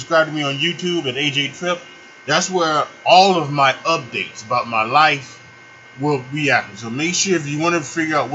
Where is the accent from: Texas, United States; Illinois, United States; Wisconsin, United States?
Illinois, United States; Chicago; also born or lived in Charlotte, North Carolina; now in Chicago, United States; leaving the city that I love and the city that I grew up in Chicago, and I'm going to be coming back home. I'm going to Charlotte to live with my mother and my stepfather.